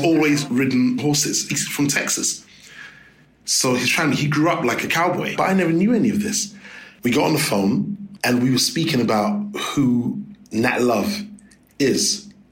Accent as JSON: {"language": "English", "region": "London", "country": "United Kingdom", "tie": "born or raised there", "said": "growing up in London"}